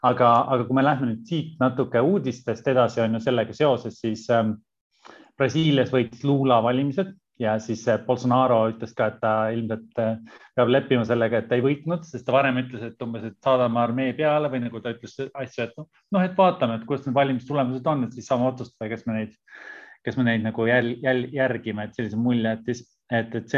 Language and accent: Estonian; Estonia; moved away; kuna me oleme nüüd mõlemad Eestist ära